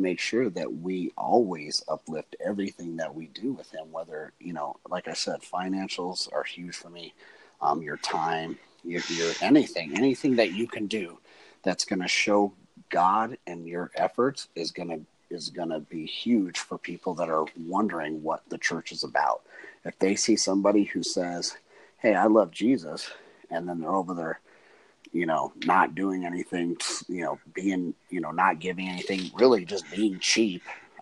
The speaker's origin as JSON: {"language": "English", "town": "Denver", "region": "Colorado", "country": "United States", "tie": "born or raised there", "said": "I grew up in Denver."}